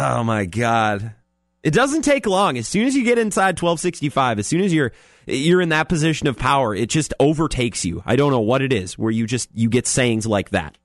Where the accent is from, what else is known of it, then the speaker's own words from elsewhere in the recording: Eau Claire, Wisconsin, United States; I grew up in Eau Claire